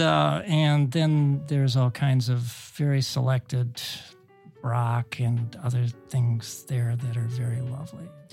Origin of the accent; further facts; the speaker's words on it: Cleveland, Ohio, United States; my, my hometown of Cleveland